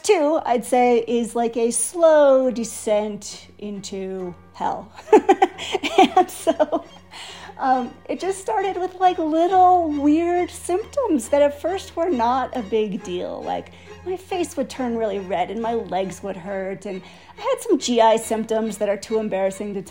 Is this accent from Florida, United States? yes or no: no; Wisconsin, United States; moved away as an adult; also born or lived in Los Angeles; I grew up in Wisconsin with a nice family